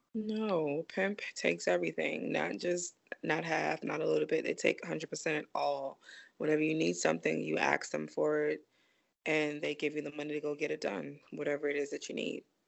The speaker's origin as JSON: {"language": "English", "town": "New York City", "region": "New York", "country": "United States", "tie": "born or raised there", "said": "I'm from Brooklyn, I'm from Flatbush, and I lived in the area of Church Avenue."}